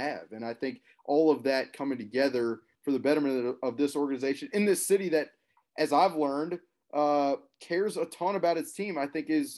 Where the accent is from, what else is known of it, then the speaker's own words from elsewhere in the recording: Birmingham, Alabama, United States; I played a lot of golf growing up in Birmingham, Alabama